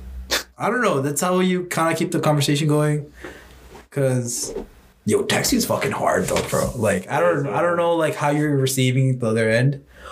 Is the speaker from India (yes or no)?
yes; India; I'm Indian.